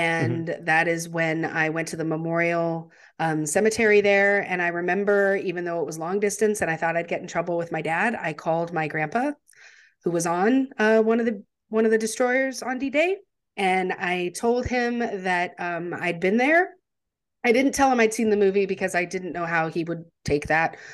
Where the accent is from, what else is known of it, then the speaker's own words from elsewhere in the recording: United States; as an American, uh, you know, we learn about World War Two